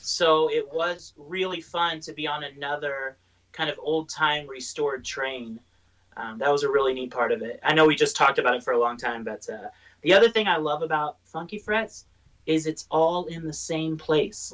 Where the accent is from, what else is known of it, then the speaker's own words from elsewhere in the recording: Southern Illinois, United States; now in Durango, United States; I grew up in Southern Illinois